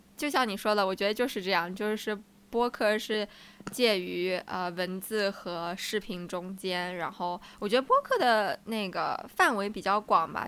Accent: southern China, China; accent: southern; moved away; 南方的口音很重，然后很有我们这嗯。边的方言的味道

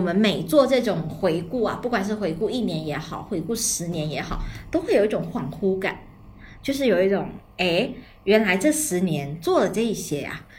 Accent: Guangdong, China; moved away as an adult; 我从， 我们那个草散地区来到了省城读书

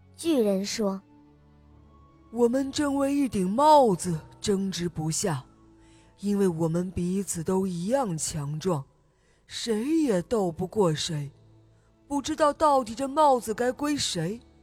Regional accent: Jilin, China; 我现年六岁了，我来自吉林市

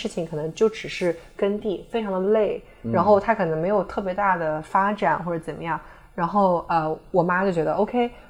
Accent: Jinshan, Shanghai, China; 然后呢，我就生小时候就生活在这种语言体系下，可能这就是为什么我没有所谓的上海口音，因为我从小就说普通话，嗯，我不会说乡那个乡下话，我不会说金山话

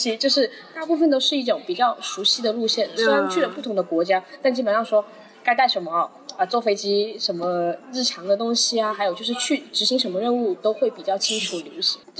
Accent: China; 就以前读书的时候，也是整个班只有我一个中国人什么的。

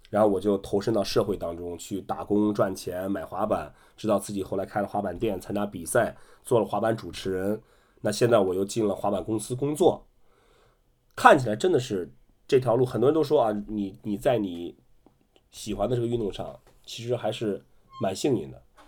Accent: Qingdao, Shandong, China; 我也是山东的，我是山东青岛的

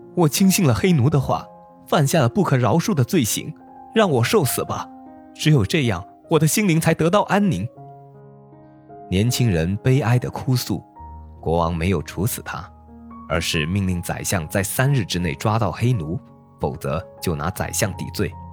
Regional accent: Guangdong, China; 一个普通话说得还不错的广东人

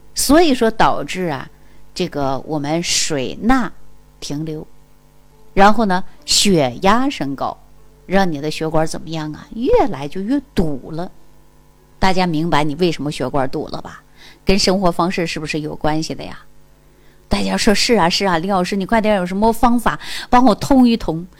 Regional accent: Jilin, China; 大家都知道我是东北人， 啊， 我老家就是吉林的

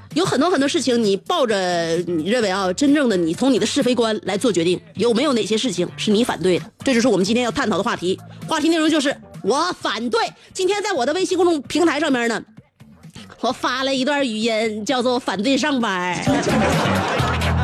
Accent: Northeast China, China; accent: Northeastern (Dongbei) dialect; 就像我们东北的家乡话一样

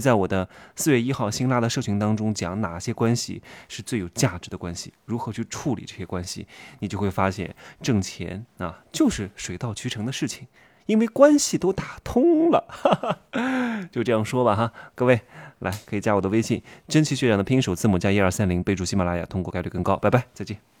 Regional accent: Wuhu, Anhui, China; moved away; 如果我在南京，我是芜湖人嘛

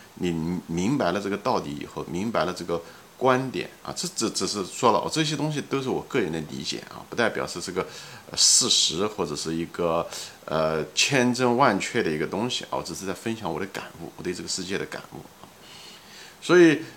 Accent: China; 我们中国人是大多数人都是唯物主义者

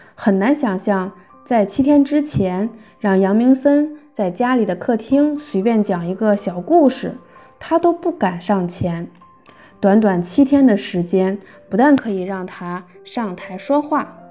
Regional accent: Xiong'an, Hebei, China; 我来自河北雄安新区

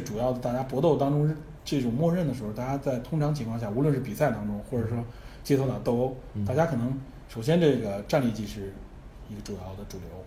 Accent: China; 我们中国人

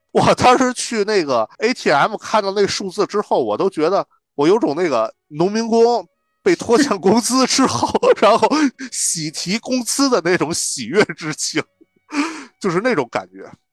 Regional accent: northern China, China; now in Beijing, China; 咱们北方人，可能在平原地区长大

